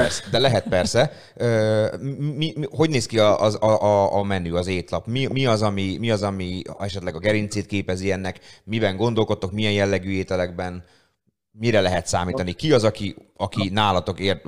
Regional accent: Szeged, Csongrád-Csanád, Hungary; a szegediek vagyunk érzés

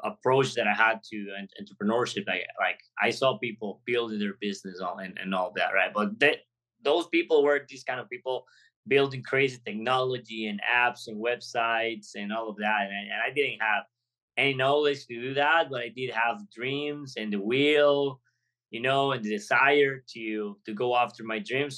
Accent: Golfito, Puntarenas, Costa Rica; moved away as an adult; I come from college, from a little town in Costa Rica called Golfito in the border with Panama. So I moved out of my hometown to come to the city

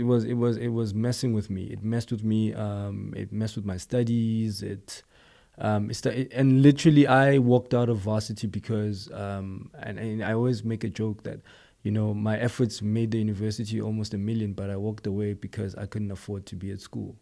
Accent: East Rand township, Gauteng, South Africa; I'm a township boy. You know, I'm from Guatemala, um, eh, it's a township, um, in the East Rand, Far East Rand

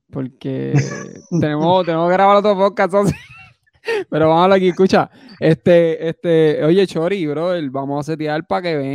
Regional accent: Puerto Rico; moved away; tengo casa todavía allí y yo no pienso venderla, yo pienso comprar casa ahí otra vez.

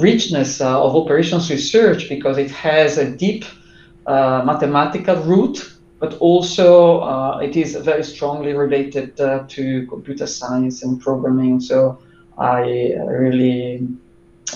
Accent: Italy; English is a second language; also born or lived in Durham; when I came back to Italy from Durham

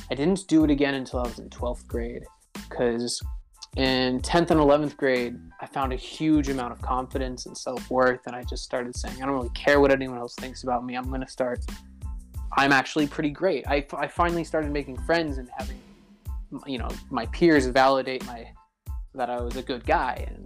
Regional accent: Cairo, Cairo Governorate, Egypt; And my family actually moved to Cairo, Egypt. So I grew up in Cairo, Egypt for middle school and high school.

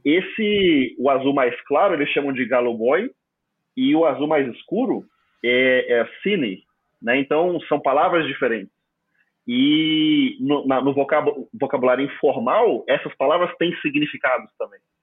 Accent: Palmas, Tocantins, Brazil; first language Portuguese; na minha cidade de Palmas Tocantins

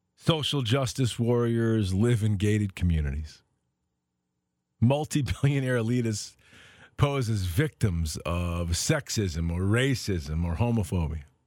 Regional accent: United States; I'm an American. I was born here

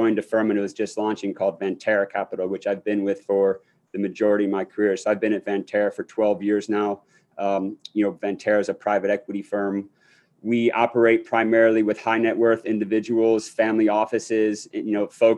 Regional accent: Akron, Ohio, United States; moved away as an adult; now in New York, United States; I grew up in Akron, Ohio.

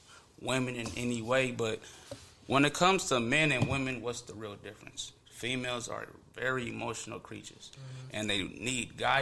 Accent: Fontana, California, United States; also born or lived in San Bernardino, California / Atlanta, Georgia; now in Rialto, United States; I lived in San Bernardino beforehand, went to school in Fontana

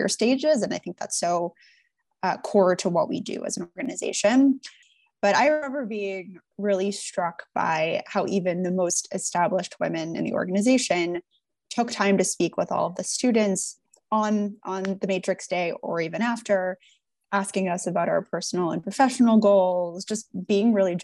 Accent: Buffalo, New York, United States; moved away as an adult; I'm from Buffalo

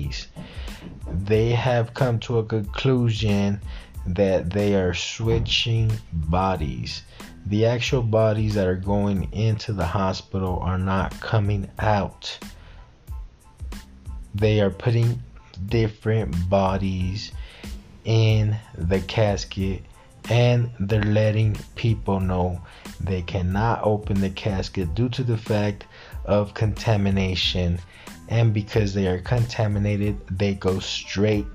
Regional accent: Mexico; I'm from Mexico

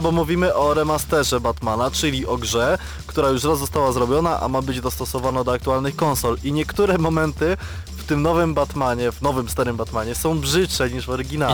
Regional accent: Radom, Masovian Voivodeship, Poland; ja pochodzę z Radomia

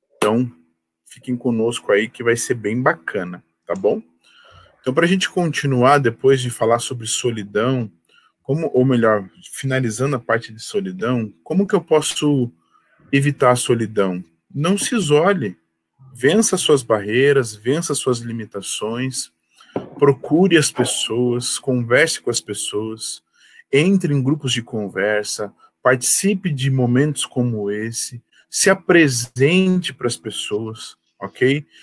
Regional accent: Curitiba, Paraná, Brazil; Eu sou curitibano nascido e criado

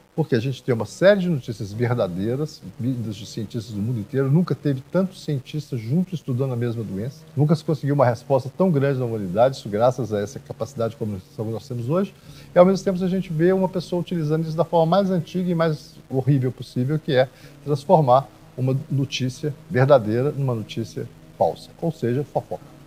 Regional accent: Minas Gerais, Brazil; Minas Gerais sempre foi um exemplo de civilidade, a gente sempre cuidou bem das pessoas idosas

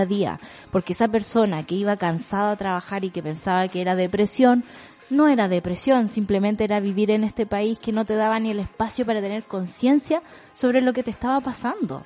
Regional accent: Chile

